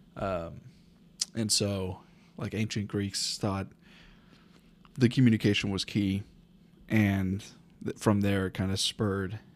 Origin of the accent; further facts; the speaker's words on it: North Texas, United States; I was born in North Texas, kinda raised in North Texas